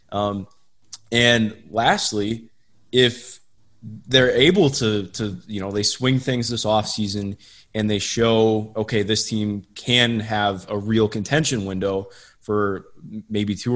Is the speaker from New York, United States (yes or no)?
no; Cleveland, Ohio, United States; You know, I part of it's because I grew up in Cleveland